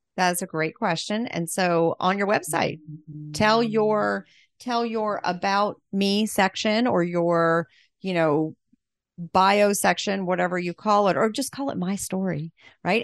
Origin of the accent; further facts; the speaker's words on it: Pensacola, Florida, United States; I'm from Pensacola, which I almost never meet people from Pensacola